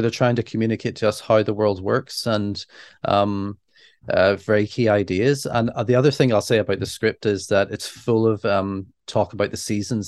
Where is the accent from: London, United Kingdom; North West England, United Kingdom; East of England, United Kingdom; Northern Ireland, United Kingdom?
Northern Ireland, United Kingdom; we're Northern Irish.